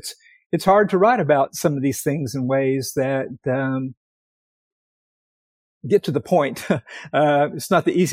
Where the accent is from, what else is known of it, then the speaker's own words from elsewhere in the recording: East Tennessee, United States; moved away as an adult; also born or lived in Connecticut / Virginia; I'm from East Tennessee